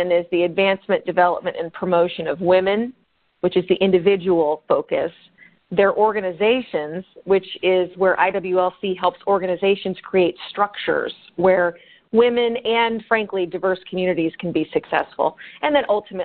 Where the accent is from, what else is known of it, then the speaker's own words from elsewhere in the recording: Bettendorf, Iowa, United States; moved away as an adult; also born or lived in Chicago, Illinois; I consider Bettendorf really my hometown